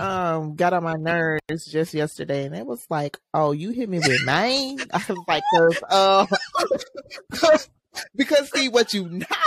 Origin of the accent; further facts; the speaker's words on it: Memphis, Tennessee, United States; we grew up in North.